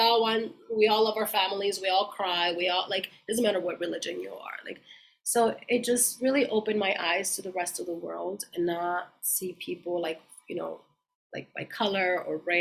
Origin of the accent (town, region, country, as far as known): Mexico; also born or lived in Coachella Valley, California / London; now in San Diego, United States